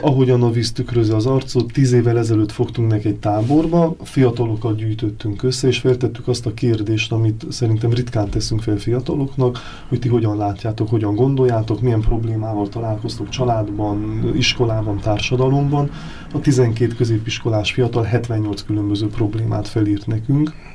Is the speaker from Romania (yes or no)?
yes; Sfântu Gheorghe, Székely Land, Romania; moved away as an adult; now in Budapest, Hungary; mi ugye Erdélyből származunk, tehát az Oson, az Sepsi Szent Györgyhöz köthető.